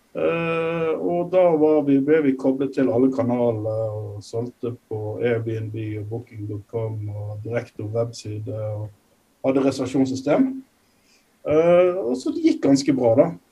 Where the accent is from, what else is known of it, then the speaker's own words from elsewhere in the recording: Norway; moved away as an adult; now in Nairobi, Kenya; Håvard og jeg er nordmenn